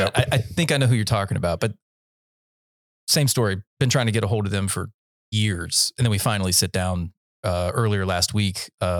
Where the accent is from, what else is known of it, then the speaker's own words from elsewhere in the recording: Central North Carolina, United States; I was raised in Central North Carolina